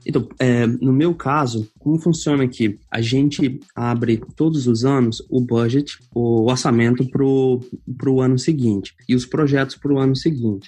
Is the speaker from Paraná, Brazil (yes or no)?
no; Minas Gerais, Brazil; moved away as an adult; also born or lived in Rio de Janeiro; now in Ireland; eu sou mineiro